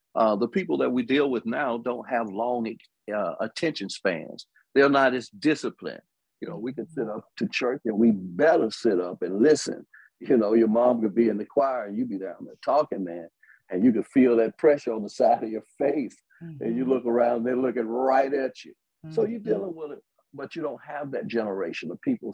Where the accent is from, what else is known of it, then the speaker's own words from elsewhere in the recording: Birmingham, Alabama, United States; also born or lived in Tuscaloosa, Alabama; I'm from Birmingham, Alabama, born in Tuscaloosa, Alabama, more specifically, Daly Bottom and the bottom of Alberta City.